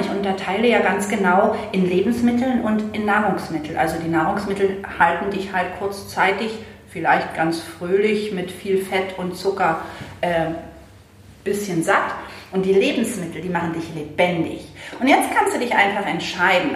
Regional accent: Berlin, Germany; moved away; ich bin, äh, in Berlin aufgewachsen

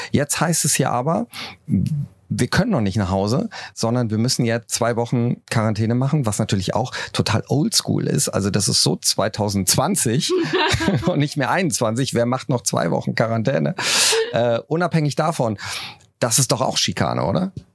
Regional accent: Cologne, North Rhine-Westphalia, Germany; ich komme ja aus Köln

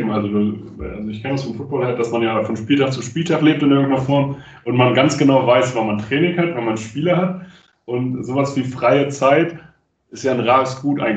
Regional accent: Hildesheim, Lower Saxony, Germany; Ich kann nur, ich komme ich komm aus Hindesheim, ich kann nur Hochdeutsch.

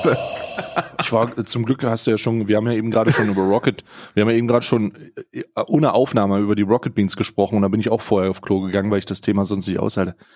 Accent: East Germany, Germany; born there; als gebürtiger Ostdeutscher habe ja immer, habe ja immer ein bisschen Angst

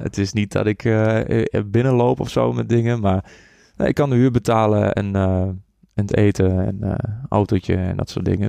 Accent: Borculo, Gelderland, Netherlands; also born or lived in Enschede; Ik kom uit Borkelo. Daar ben ik opgegroeid.

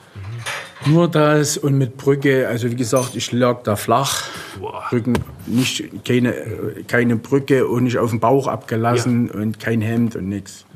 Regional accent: Germany; als Deutscher

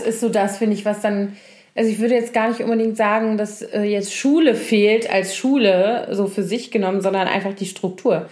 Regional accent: Koblenz, Rhineland-Palatinate, Germany; born or raised there; moved away

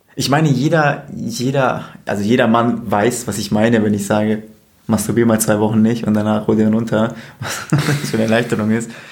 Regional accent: Bavaria, Germany; Ich komme aus Bayern

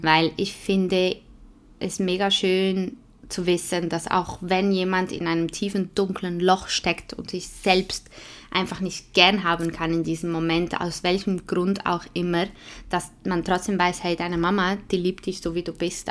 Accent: Switzerland; accent: Swiss German; first language Swiss German; German is a second language; nicht in meiner Muttersprache

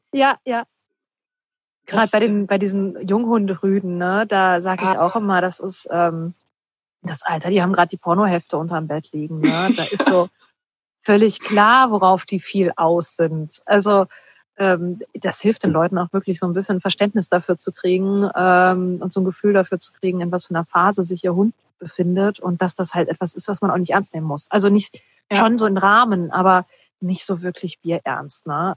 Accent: Ruhr area, North Rhine-Westphalia, Germany; ich komme ja auch aus dem Ruhrpott, wir kommen beide aus dem Ruhrpott

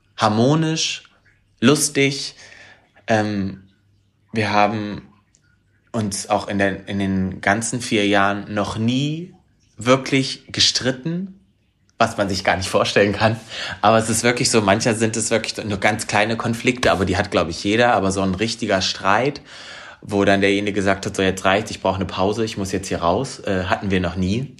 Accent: Harz, Germany; moved away; also born or lived in Hanover; meine alte Heimat, den Harz

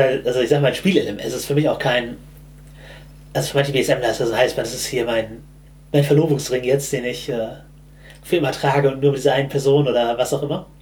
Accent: Germany; ich bin halt im Hamburger Speckgürtel aufgewachsen

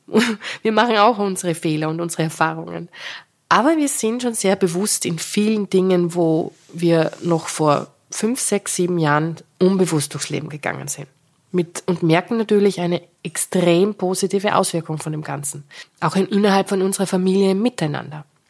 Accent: Styria, Austria; moved away; Im Krankenhaus, in meiner Geburtsstadt in der Steiermark

